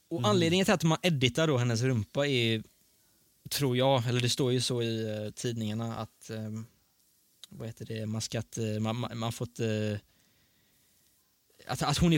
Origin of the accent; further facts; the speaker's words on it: Sweden; born there; Ja, jag är född i Sverige.